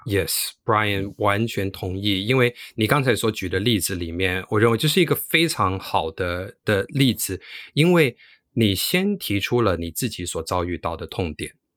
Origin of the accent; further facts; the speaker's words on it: New York, United States; moved away; also born or lived in Taiwan / mainland China; 我自己虽然是在美国长大